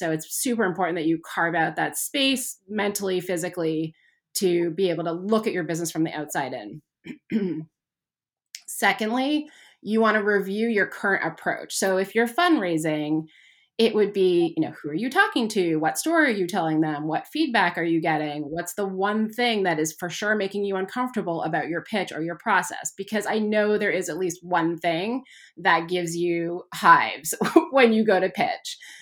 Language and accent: English; Canada; I grew up in Canada